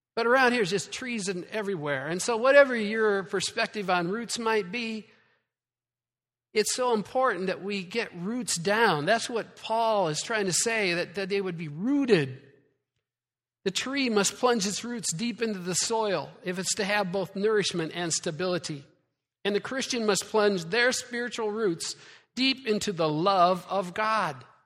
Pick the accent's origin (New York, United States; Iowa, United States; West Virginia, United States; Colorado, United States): Iowa, United States; moved away; I'm from Iowa.